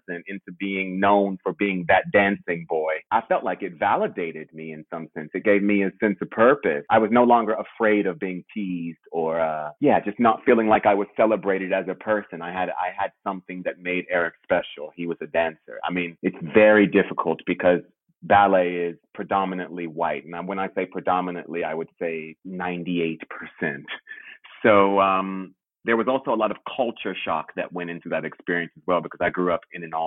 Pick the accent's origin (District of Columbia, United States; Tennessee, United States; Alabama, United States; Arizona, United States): District of Columbia, United States; Washington; moved away as an adult; now in London, United Kingdom; I am from Washington, D.C. originally